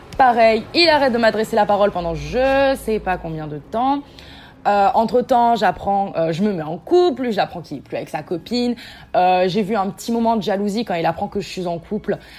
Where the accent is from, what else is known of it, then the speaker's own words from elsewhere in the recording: south of France, France; je viens du sud de la France, j'ai 19 ans